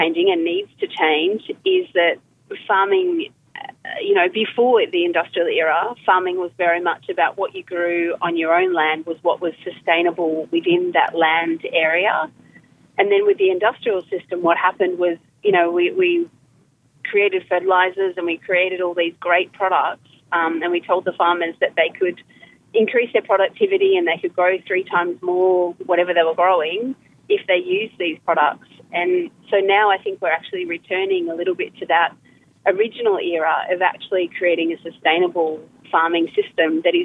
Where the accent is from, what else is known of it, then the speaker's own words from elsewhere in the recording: Gippsland, Victoria, Australia; I come from Gippsland where they have high rainfall country.